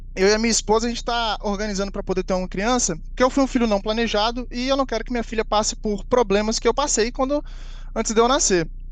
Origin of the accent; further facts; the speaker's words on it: São Paulo, Brazil; now in Vitória, Brazil; Eu sou de São Paulo, mas eu moro em Vitória, no Espírito Santo.